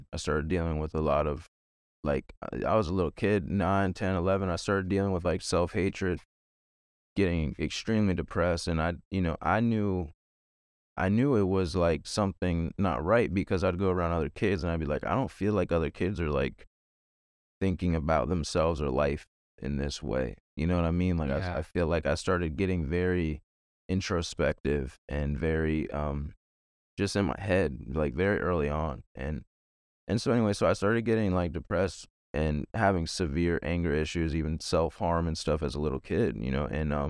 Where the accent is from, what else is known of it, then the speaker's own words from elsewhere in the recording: Virginia, United States; I'm from Virginia, born and raised, lived here my whole life.